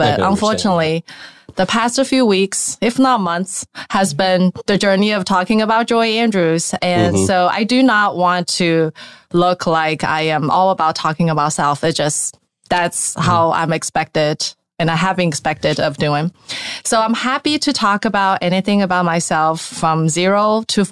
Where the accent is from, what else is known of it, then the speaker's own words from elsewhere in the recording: China; moved away; I was born in China, 1979